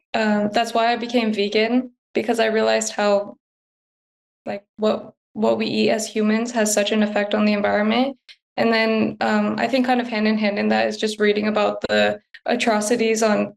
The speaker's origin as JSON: {"language": "English", "town": "San Diego", "region": "California", "country": "United States", "moved": "yes", "lives_now": "Hawaii, United States", "said": "I'm from San Diego"}